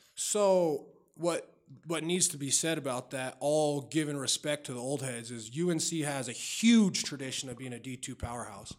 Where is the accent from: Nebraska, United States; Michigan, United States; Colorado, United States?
Colorado, United States; Denver; also born or lived in Wheat Ridge / Lakewood / Golden; I was born at the old Saint Joe's Hospital, which, for people that don't know, that was right by Sloan's Lake. And then I grew up in North Denver